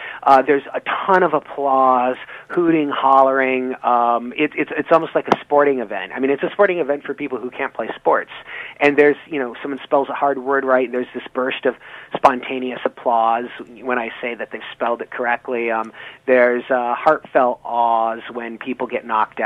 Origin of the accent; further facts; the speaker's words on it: Flint, Michigan, United States; moved away as an adult; also born or lived in East Lansing, Michigan; now in Boston, United States; I'm from Michigan originally. I grew up in Flint